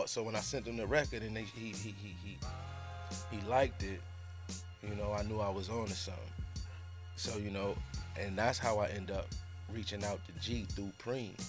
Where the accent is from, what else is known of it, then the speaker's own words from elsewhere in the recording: Rochester, New York, United States; I'm from Rochester, which is 45 minutes.